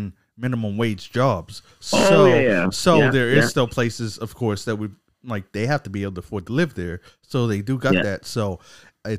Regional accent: Canada; as a Canadian

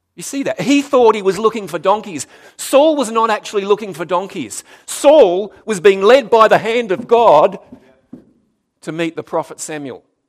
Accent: Darwin, Northern Territory, Australia; moved away; also born or lived in South Australia; I was born in Darwin, actually, so it was kind of back home to me

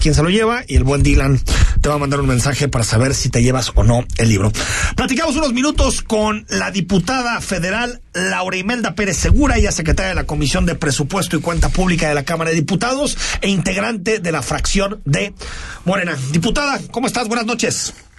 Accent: Guadalajara, Jalisco, Mexico; como tapatíos

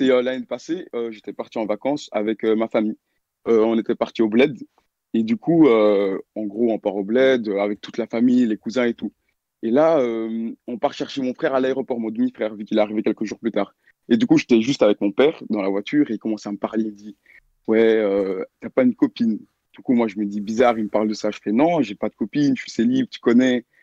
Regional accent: Belgium; Vas-y je viens de Belgique, euh, j'ai 18 ans et l'histoire s'est passée euh, l'année passée en décembre 2020.

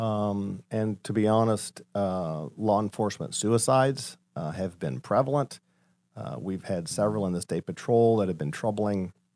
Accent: Colorado, United States; moved away as an adult; now in Ohio, United States; I grew up in Colorado, uh, born and raised there

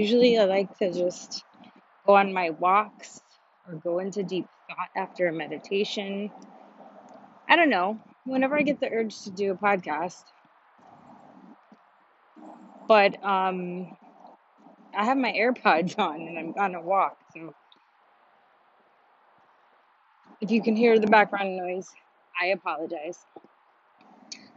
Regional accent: New York, United States; now in Miami, United States; I'm from New York

